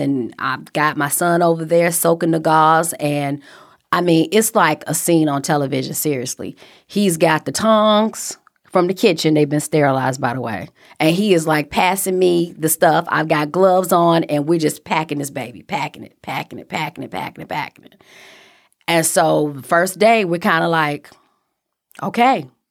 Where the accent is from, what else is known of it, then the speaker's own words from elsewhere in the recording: Chicago, Illinois, United States; moved away; I'm from Chicago